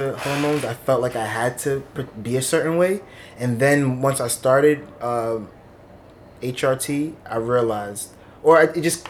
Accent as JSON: {"language": "English", "town": "New York City", "region": "New York", "country": "United States", "tie": "born or raised there", "also_born_or_lived": "East Meadow, Long Island, New York", "said": "second grade is when I came to Brooklyn."}